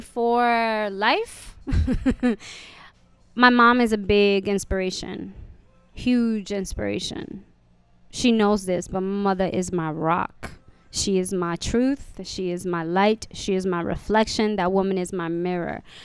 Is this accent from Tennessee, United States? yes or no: no; New York City, New York, United States; also born or lived in The Bronx, New York; I was born in the Bronx, and being back in the Bronx is very nostalgic, even though I grew up in Hell's Kitchen